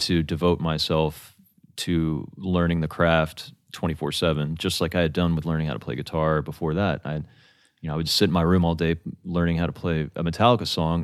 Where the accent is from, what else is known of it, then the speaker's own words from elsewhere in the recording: Atlanta, Georgia, United States; moved away; also born or lived in Rome, Italy / Alabama; I grew up in Atlanta